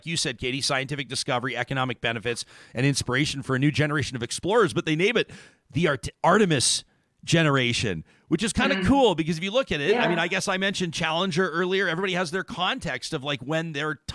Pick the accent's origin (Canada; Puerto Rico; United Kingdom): Canada; as a Canadian kid